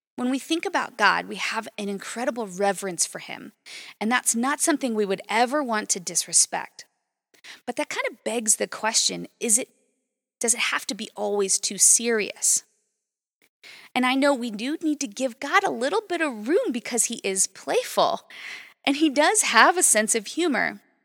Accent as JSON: {"language": "English", "town": "Las Vegas", "region": "Nevada", "country": "United States", "tie": "born or raised there", "also_born_or_lived": "Fairbanks, Alaska", "said": "I grew up in Las Vegas, Nevada, which is straight up desert."}